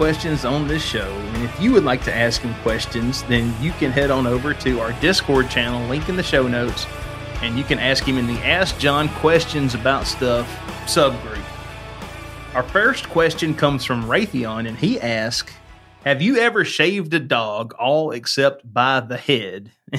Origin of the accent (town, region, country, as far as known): Alabama, United States